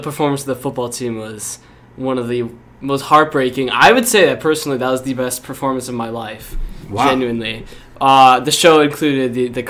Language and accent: English; Ohio, United States; I'm also from Ohio, so I've been to Ohio State games.